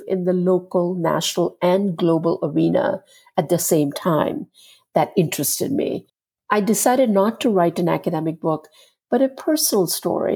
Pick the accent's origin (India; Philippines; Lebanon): India; now in United States; born and raised in India and having studied Indian art and philosophy and culture